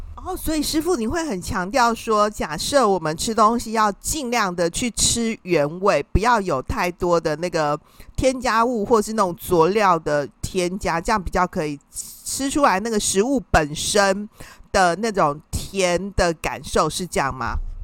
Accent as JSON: {"language": "Chinese", "country": "Taiwan", "said": "因为我们台湾人呢，啊，其实。是一个平民美食的天堂啊！"}